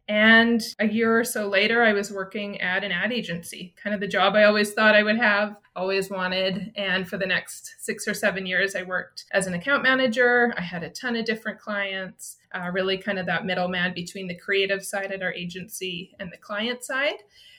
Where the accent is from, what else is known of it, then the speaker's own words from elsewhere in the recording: Saskatchewan, Canada; moved away as an adult; also born or lived in Calgary; I grew up in Saskatchewan.